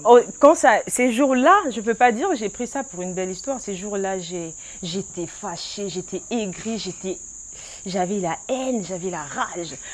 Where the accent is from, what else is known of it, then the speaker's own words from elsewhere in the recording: Kinshasa, DR Congo; also born or lived in Brazzaville; À Kinshasa, je suis née, à Braza. J'étais bien accueillie aussi. J'ai une partie de mon origine là-bas